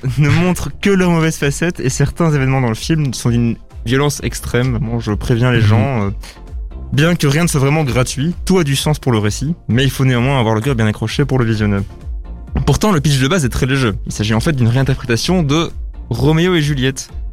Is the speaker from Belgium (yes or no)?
yes; Brussels, Brussels-Capital Region, Belgium; en tant que bruxellois